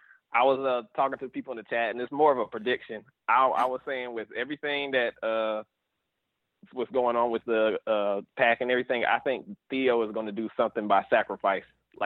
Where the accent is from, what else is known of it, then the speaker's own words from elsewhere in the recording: South Carolina, United States; from South Carolina